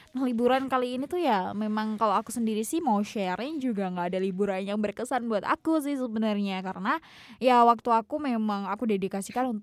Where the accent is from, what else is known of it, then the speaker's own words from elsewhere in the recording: Tulungagung, East Java, Indonesia; kota asalku di Tulungagung gitu. Jadi ya liburanku hanya sekitar Tulungagung aja soalnya.